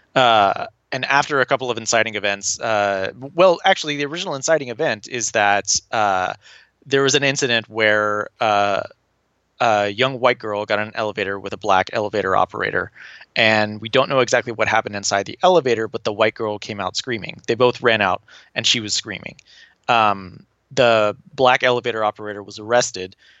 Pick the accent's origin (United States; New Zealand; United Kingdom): United States; Tulsa, Oklahoma; I was born and raised in Tulsa, Oklahoma